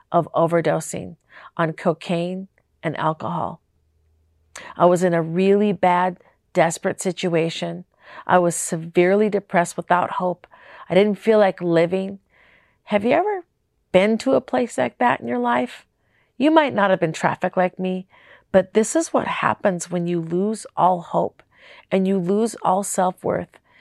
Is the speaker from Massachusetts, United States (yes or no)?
no; Minneapolis, Minnesota, United States; moved away; also born or lived in Las Vegas; I'm from Minnesota